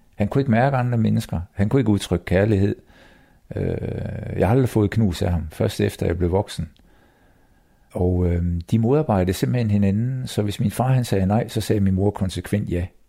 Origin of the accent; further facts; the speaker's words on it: Copenhagen, Capital Region of Denmark, Denmark; jeg er født på Rigshospitalet i København